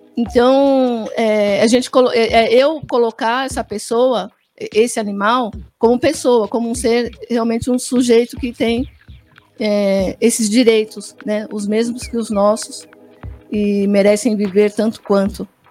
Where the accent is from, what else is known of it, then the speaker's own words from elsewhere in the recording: Brazil; nós não somos africanos, somos brasileiros